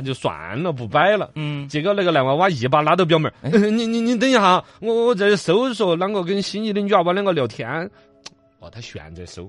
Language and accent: Chinese; Chengdu, Sichuan, China; 我们成都这边